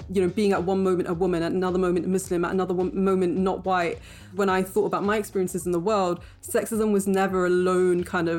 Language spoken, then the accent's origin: English; Bradford, Yorkshire and the Humber, United Kingdom; also born or lived in Cambridge; I was born in Bradford to parents who were themselves born in Pakistan. So they came to this country aged, you know, sort of 6 months and 1 year.